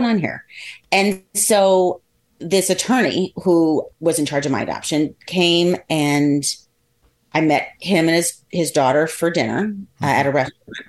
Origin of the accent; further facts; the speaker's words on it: Columbus, Ohio, United States; I was born in Columbus, Ohio.